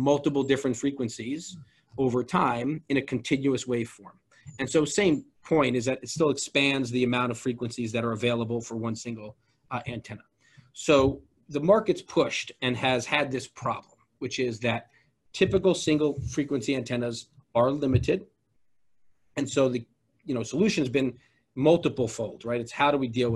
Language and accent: English; Georgia, United States; I'm from Georgia